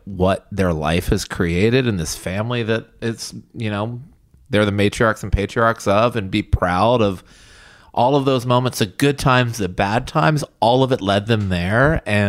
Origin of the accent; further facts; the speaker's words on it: the South, United States; growing up in the South